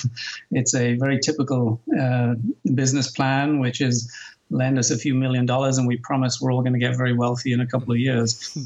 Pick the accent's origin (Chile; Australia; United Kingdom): United Kingdom; Newcastle, North East England; accent: Geordie; Yes, I'm about as English as they come, but I guess those of you listening may detect a hint of an American accent now. My accent's probably in no man's land at this point.